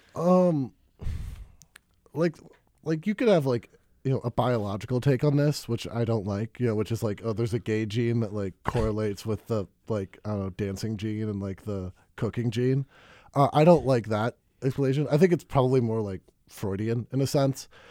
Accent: Madison, Wisconsin, United States; also born or lived in Baltimore; I moved to Madison when I was six, or my, you know, my parents did. Uh, so I basically grew up in Madison

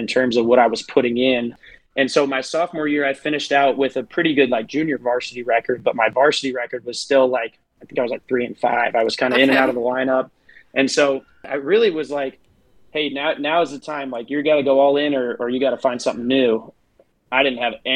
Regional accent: New York, United States; moved away as an adult; now in Clinton, South Carolina, United States; I'm actually from New York originally

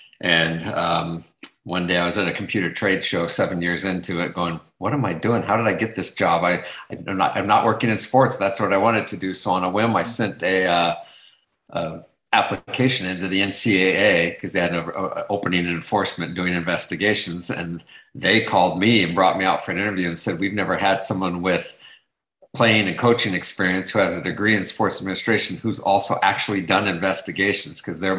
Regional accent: West Coast, United States; I'm originally from the West Coast, so it was the Pac-10 at the time

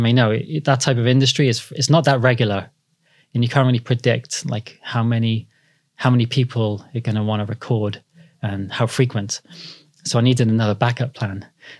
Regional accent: Cardiff, Wales, United Kingdom; moved away as an adult; now in London, United Kingdom; So I grew up in Cardiff. Yeah. Yeah. I should have got that out there in the beginning. So I raised in Cardiff.

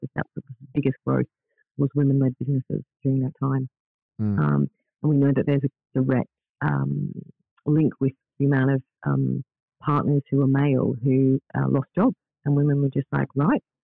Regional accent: Australia; moved away as an adult; also born or lived in Netherlands / Spain / Philippines; now in Scotland, United Kingdom; growing up in Australia

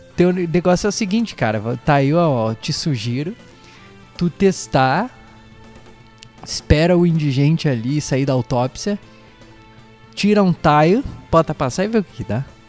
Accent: Brazil; a gente é brasileiro

